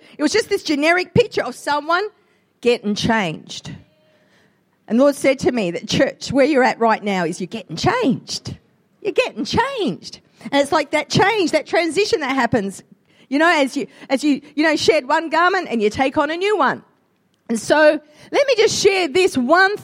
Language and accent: English; Australia; I'm an Australian-Italian mix